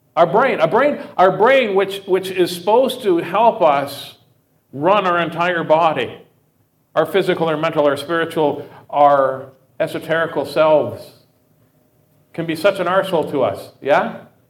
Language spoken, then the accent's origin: English; Saskatoon, Saskatchewan, Canada; also born or lived in Regina; I grew up in uh, Saskatoon. I was born in Regina, grew up in Saskatoon.